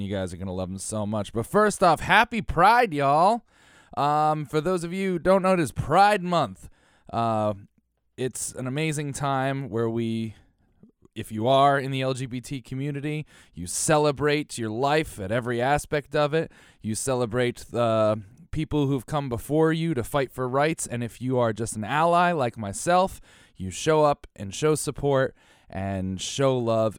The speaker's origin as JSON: {"language": "English", "region": "Connecticut", "country": "United States", "tie": "born or raised there", "said": "I was born in Connecticut"}